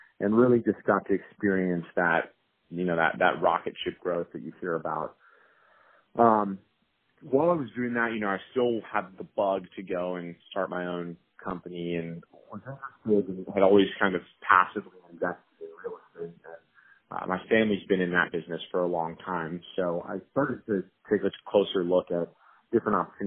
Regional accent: Colorado, United States; moved away as an adult; also born or lived in Los Angeles / San Francisco; I grew up in Colorado

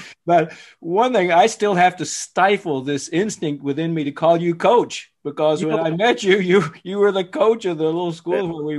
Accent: New Jersey, United States; born there; also born or lived in Alabama; I was born here in New Jersey. The accent doesn't say New Jersey because I was raised all over, but my high school days were in Alabama.

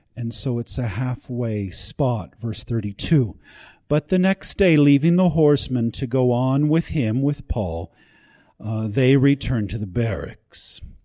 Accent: United States; I'm an American

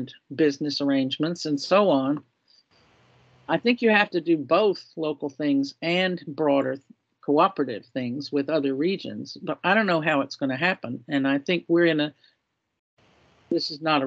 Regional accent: Florida, United States; moved away; I grew up in Florida

